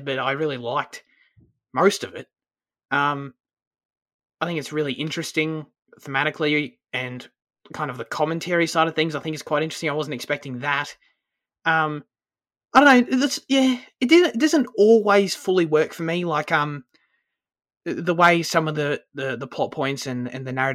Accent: Australia; As an Aussie

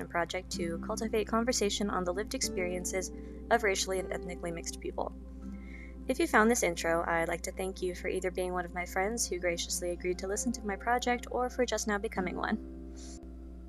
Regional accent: Las Vegas, Nevada, United States; I grew up in Las Vegas

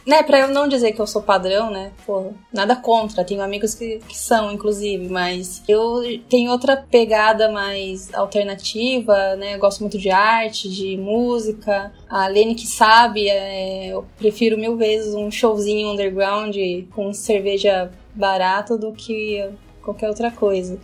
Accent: Curitiba, Paraná, Brazil; moved away as an adult; also born or lived in India / Italy / Netherlands; now in São Paulo, Brazil; Sou de Curitiba, naturalmente, mas agora estou em São Paulo

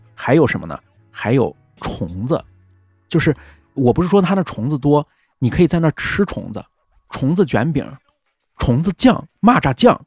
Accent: Weifang, Shandong, China; 怀疑我们潍坊人的技术

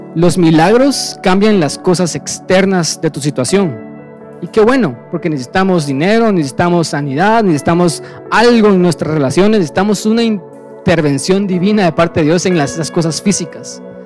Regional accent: Guatemala; somos gentiles guatemaltecos, nacidos en un país del tercer mundo

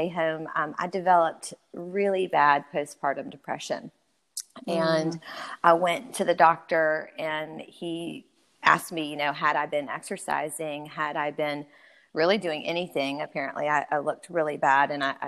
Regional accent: Louisiana, United States; moved away as an adult; also born or lived in Georgia; I grew up in Louisiana. So I'm a Cajun-born girl. Grew up in the bayou.

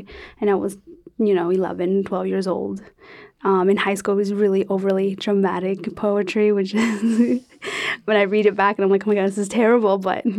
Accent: San Diego, California, United States; I grew up in Southern California, San Diego.

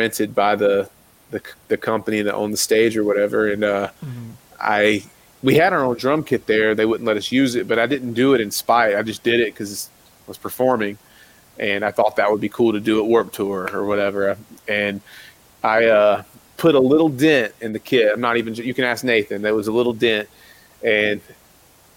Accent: South Carolina, United States; I grew up in South Carolina. So I grew up around the Bible Belt

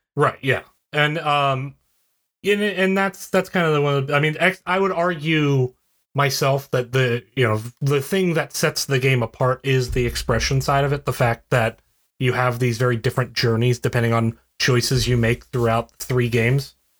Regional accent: West Virginia, United States; I'm from West Virginia.

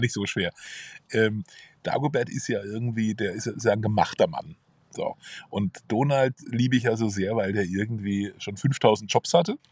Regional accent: Karlsruhe, Baden-Württemberg, Germany; Mühlburg, das ist meine Heimat. Äh, das ist auch übrigens eine Heimat des KSC. Äh, da verbinde ich ganz viel mit, auch ja. familiär, da bin ich groß geworden

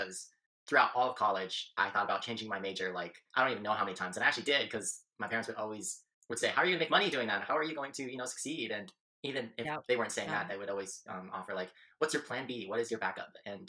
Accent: Minneapolis, Minnesota, United States; now in Brooklyn Park, United States; We're from Minneapolis, but we live in Brooklyn Park.

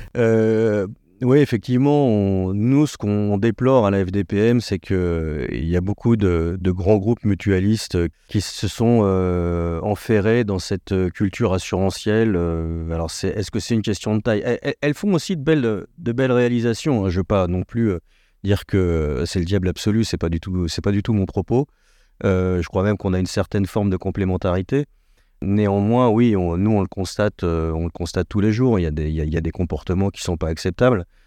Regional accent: France; on est français, on est latin

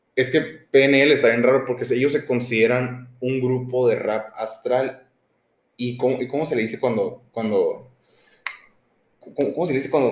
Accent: Hermosillo, Sonora, Mexico; nosotros somos de Hermosillo, Sonora, los dos

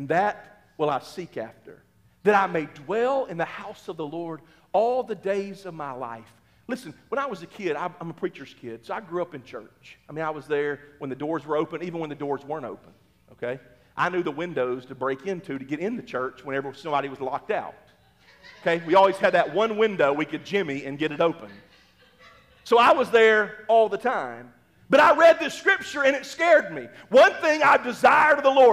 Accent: Mississippi, United States; now in Oklahoma, United States; I grew up in Mississippi

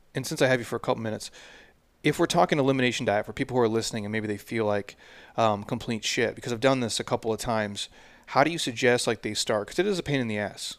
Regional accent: Midwest, United States; I'm from the Midwest

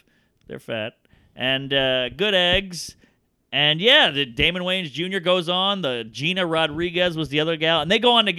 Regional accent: United Kingdom; And, you know, I'm a British guy, so comedy's big.

